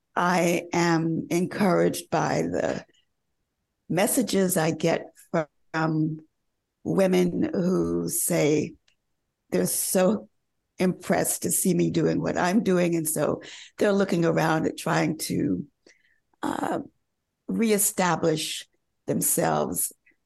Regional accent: the South, United States; And also, you know, early on, again, growing up in the South, we all like had music lessons.

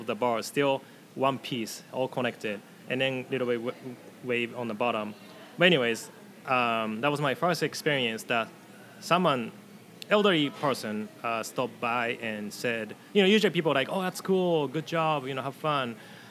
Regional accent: Tokai, Japan; because Edmonds' sister city is Hekinan City, kind of by my hometown in Tokai area.

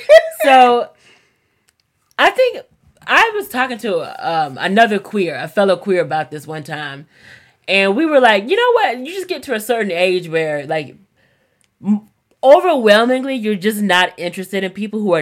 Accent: the South, United States; moved away as an adult; now in New York, United States; up until I lived here, I have lived my whole life in the South

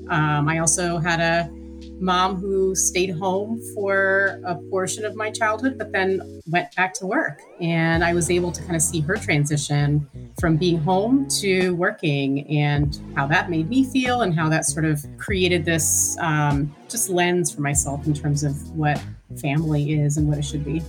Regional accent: Princeton, New Jersey, United States; now in Pittsburgh, United States; We grew up in sort of a suburban part of Princeton, New Jersey

